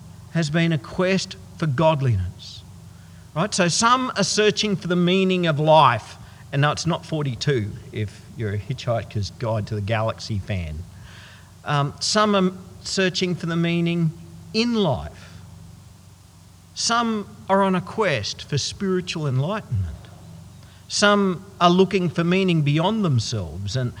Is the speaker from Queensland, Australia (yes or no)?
yes; Goondiwindi, Queensland, Australia; a whole bunch of us from my hometown of Gundawindi